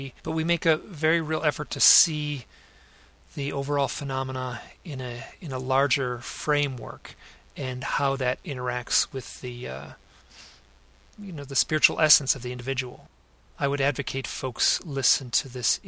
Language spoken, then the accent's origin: English; Southfield, Michigan, United States; moved away as an adult; also born or lived in New York City; my hometown of Southfield